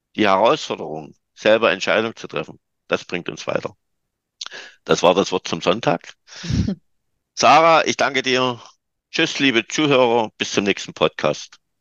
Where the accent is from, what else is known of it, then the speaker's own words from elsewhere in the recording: Germany; also born or lived in Dresden; ich bin Deutscher